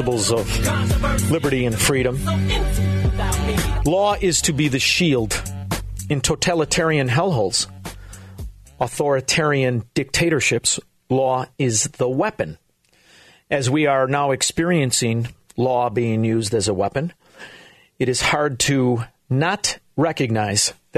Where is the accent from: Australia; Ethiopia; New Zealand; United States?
United States; Chicago, Illinois; also born or lived in Melrose Park, Illinois / Florida; I'm a Chicagoan and I'm from Illinois